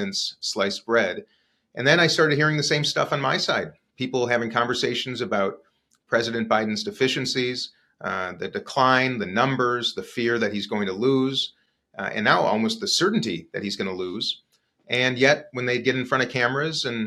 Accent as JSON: {"language": "English", "town": "Minneapolis", "region": "Minnesota", "country": "United States", "tie": "born or raised there", "said": "I was on a radio show in my hometown of Minneapolis"}